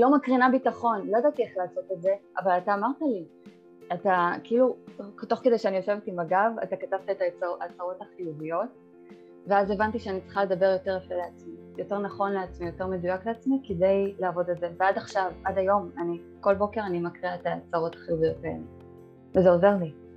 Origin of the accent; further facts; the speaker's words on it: Bat Yam, Tel Aviv District, Israel; אני מבת ים